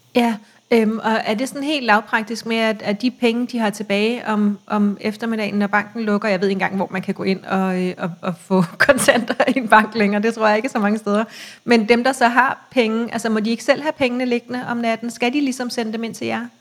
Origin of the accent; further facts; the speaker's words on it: Copenhagen, Capital Region of Denmark, Denmark; jeg er fra København, øh, og jeg har cyklet meget i København hele mit liv